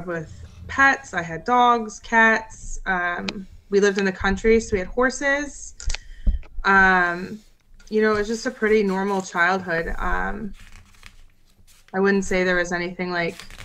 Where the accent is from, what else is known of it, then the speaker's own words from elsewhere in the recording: southeastern Wisconsin near Milwaukee, United States; also born or lived in Columbia, South Carolina; now in North Penn School District, Pennsylvania, United States; I grew up in southeastern Wisconsin near Milwaukee